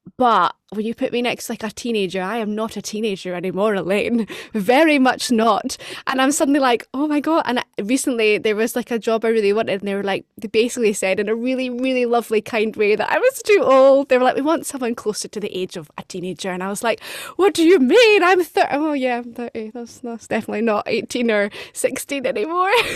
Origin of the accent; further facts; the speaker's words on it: Edinburgh, Scotland, United Kingdom; moved away as an adult; also born or lived in London; now in Glasgow, United Kingdom; I'm from Edinburgh. I now live in Glasgow.